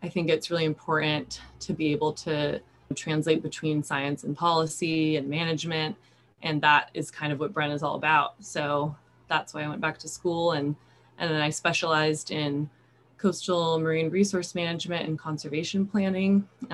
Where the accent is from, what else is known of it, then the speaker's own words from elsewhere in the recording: Sacramento, California, United States; moved away as an adult; also born or lived in Japan; now in Santa Barbara, United States; I grew up in Sacramento, California